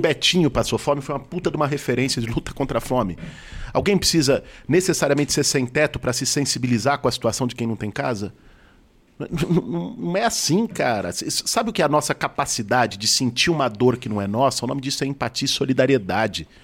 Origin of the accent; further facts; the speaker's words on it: Pinheiros, Pompeia, Perdizes, São Paulo, Brazil; Quando eu nasci, meus pais moravam em Pinheiros, depois foram morar na Pompeia, em Perdizes.